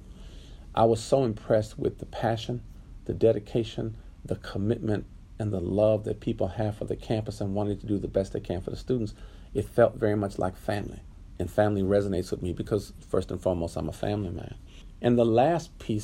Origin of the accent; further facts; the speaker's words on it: Los Angeles, California, United States; I grew up in Southern California in Los Angeles. So L.A. is kind of home for me.